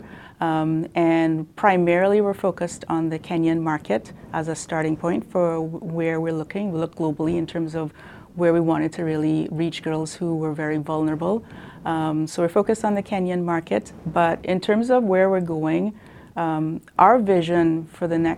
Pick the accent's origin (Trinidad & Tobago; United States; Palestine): Trinidad & Tobago; now in Canada; I grew up in Trinidad, very humble beginnings